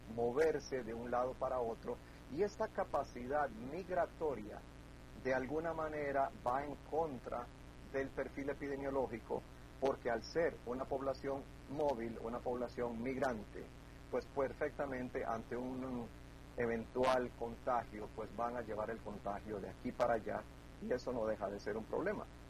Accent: Costa Rica; los costarricenses somos un poquito testarudos

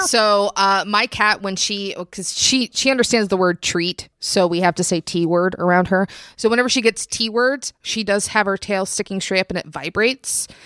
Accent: Virginia, United States; moved away; I'm, I'm from Virginia originally

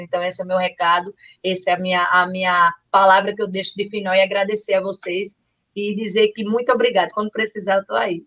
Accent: Carpina, Pernambuco, Brazil; Eu tenho o maior orgulho de dizer de onde eu sou, que eu sou de Carpina, Matutinha de Carpina

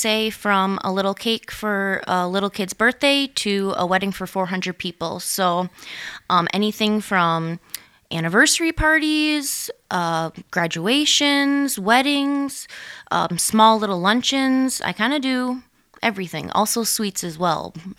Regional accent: Annandale, Minnesota, United States; now in Litchfield, United States; No, so I'm actually originally from Annandale, which is like 35-ish minute drive. And I just came to Litchfield maybe 2 years ago

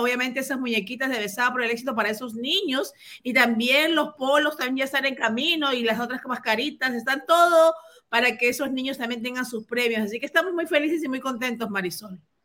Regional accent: Peru; now in Miami, United States; yo soy peruana

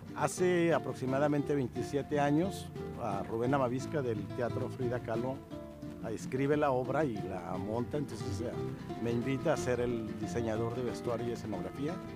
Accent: Baja California, Mexico; moved away as an adult; also born or lived in Tuxpan, Nayarit / Tijuana / Mexicali; now in Los Angeles, United States; Salí muy chico al estado de Baja California, primero a Tijuana y de Tijuana a Mexicali. Y de Mexicali ya, después de mi adolescencia, ya me moví acá a Estados Unidos

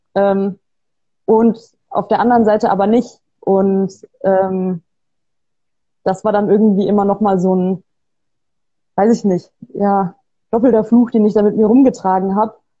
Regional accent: Bavaria, Germany; moved away; also born or lived in Trier; ich komme aus Bayern. Ich bin ähm, nicht in Bayern geboren, ich bin da aufgewachsen

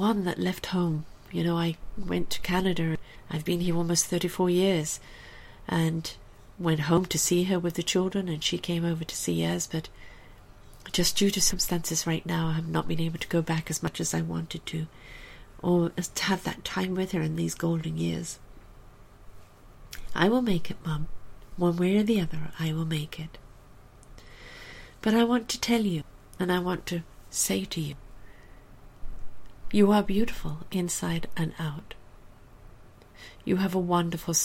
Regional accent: England, United Kingdom; moved away; also born or lived in South Africa; I was born and raised in England.

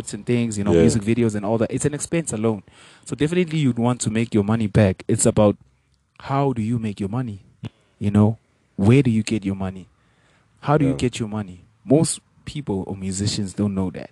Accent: South Africa; first language Venda; English is a second language; I'm really proud that I was born in South Africa

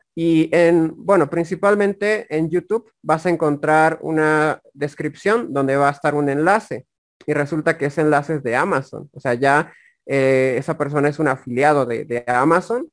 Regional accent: La Paz, Bolivia; Soy del país de Bolivia. Soy del Departamento de La Paz

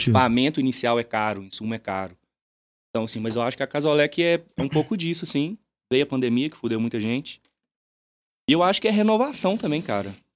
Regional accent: Matozinhos, Minas Gerais, Brazil; eu sou de Matuzinhos, aqui do lado.

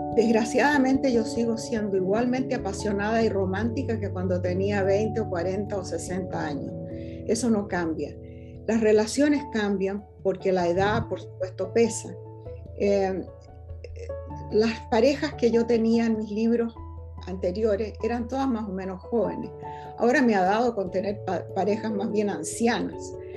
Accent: Chile; moved away as an adult; now in California, United States; soy profundamente chilena

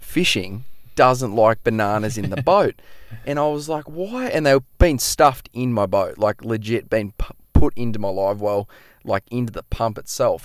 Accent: Noosa, Queensland, Australia; moved away; I'm pretty much from the east coast of Australia, so from Noosa, right, we're in Queensland, pretty much grew up

